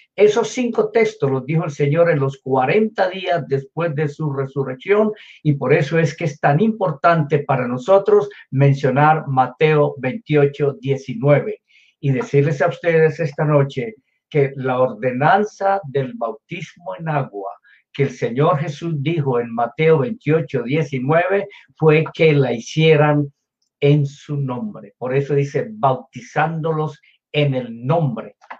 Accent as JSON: {"language": "Spanish", "country": "Colombia", "tie": "born or raised there", "said": "yo nací en Colombia, en Sudamérica"}